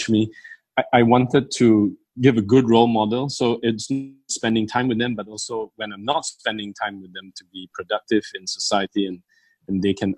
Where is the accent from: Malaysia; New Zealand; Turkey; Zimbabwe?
Malaysia; being Malaysian Chinese